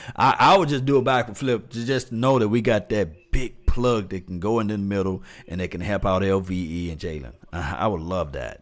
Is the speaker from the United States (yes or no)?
yes; Mississippi, United States; I'm from Mississippi